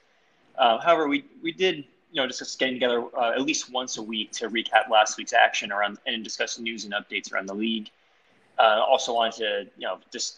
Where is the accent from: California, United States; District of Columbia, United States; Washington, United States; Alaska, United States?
District of Columbia, United States; Washington; also born or lived in Tampa, Florida; I was born in Tampa, but I've really grown up in the D.C. area.